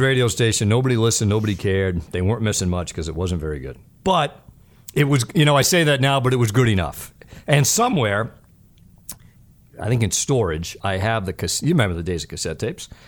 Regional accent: Pawtucket, Rhode Island, United States; I grew up in Pawtucket, Rhode Island, so I grew up about forty-five minutes south of Boston.

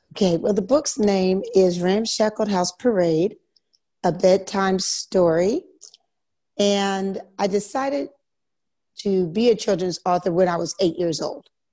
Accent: Philadelphia, Pennsylvania, United States; moved away as an adult; also born or lived in Virginia / Germany / Korea; now in Italy; I'm from Philadelphia, Pennsylvania, mm-hmm. and I went to school there.

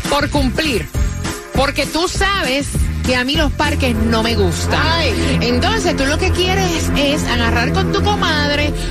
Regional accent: Venezuela; soy de Venezuela.

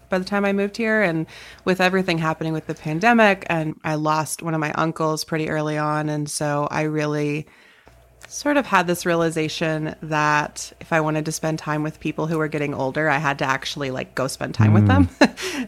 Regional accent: North Carolina, United States; moved away as an adult; also born or lived in Chicago, Illinois; now in Lincoln, United States; I grew up in North Carolina, went to college okay. there

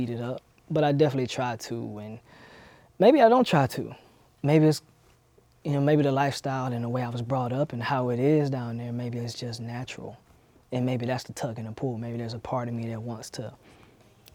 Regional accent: Albany, Georgia, United States; also born or lived in Sylvester, Georgia; I was born in Sylvester, Georgia, and I was raised in Albany, Georgia

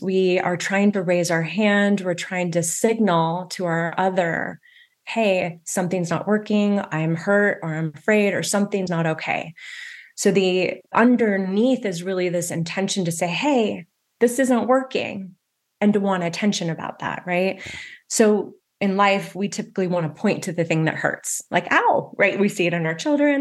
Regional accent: West Coast, United States; I grew up on the West Coast

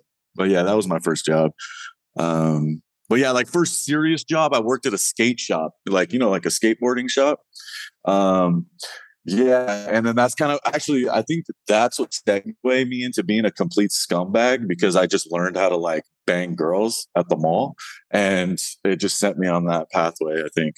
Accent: Woodland, California, United States; I grew up right outside Sacramento, California

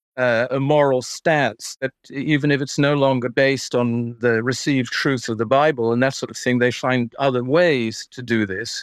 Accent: Netherlands; moved away; as a Dutchman, uh, growing up in Holland

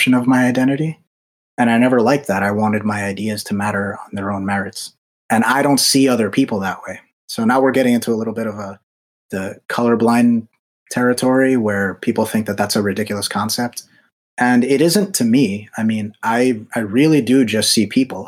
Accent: United States; I'm Dominican. Both my parents are from the Dominican Republic. I was born here in America, so I'm Dominican American

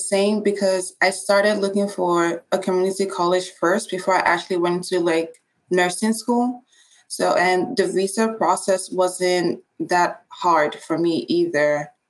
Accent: Nigeria; moved away as an adult; now in United States; I'm from Nigeria. I've been here for about 5 years

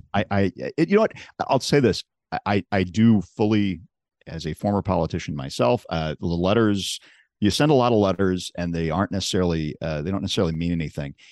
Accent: Chicago, Illinois, United States; I'm from Chicago

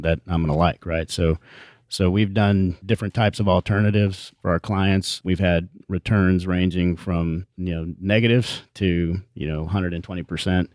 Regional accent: Houston, Texas, United States; we grew up in Houston, went to Memorial High School

